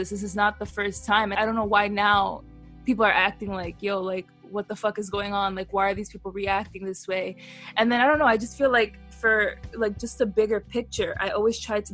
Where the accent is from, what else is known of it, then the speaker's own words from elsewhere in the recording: United States; as an American